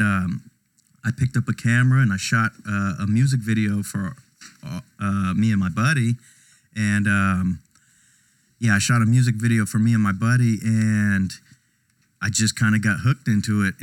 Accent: Houston, Texas, United States; also born or lived in Laredo, Texas; when I was young, about 2 or 3, we moved to Houston.

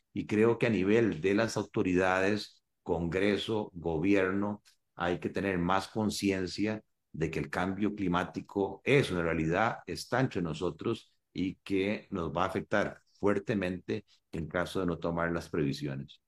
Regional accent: Costa Rica

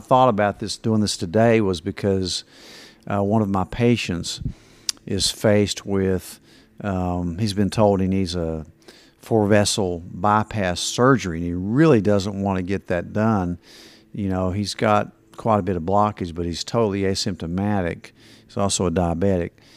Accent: Kingsport, Tennessee, United States; I grew up in Kingsport and half the neighborhood dads worked at Eastman

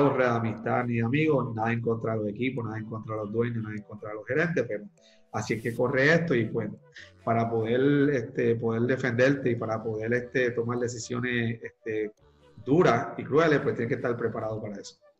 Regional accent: Puerto Rico; soy este, puertorriqueño, nací y criado aquí en la isla de Puerto Rico

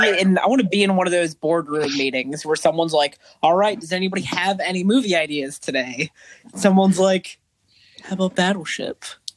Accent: Maryland, United States; We're all from Maryland

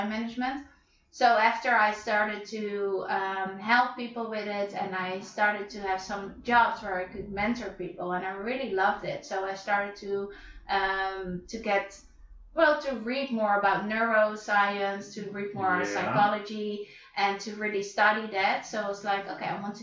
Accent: Netherlands; now in Madrid, Spain; I am from Holland, like you. And I live here in Madrid

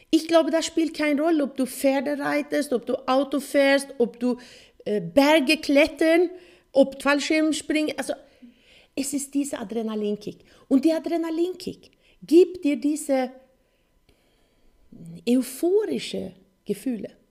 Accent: Sweden; German is a second language; weil äh, Motorsport war, wo ich aufgewachsen bin in Schweden, äh, eine große Sache.

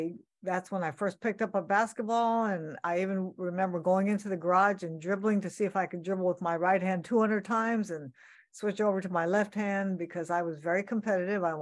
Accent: Sacramento, California, United States; Growing up in Sacramento, California, which is my hometown

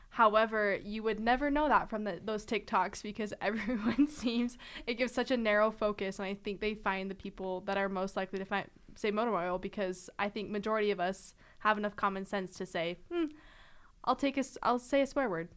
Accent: Clinton, Utah, United States; moved away as an adult; I'm from Utah

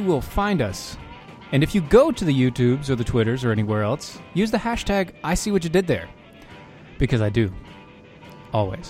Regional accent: Maryland, United States; now in North Carolina, United States; I was born in Maryland

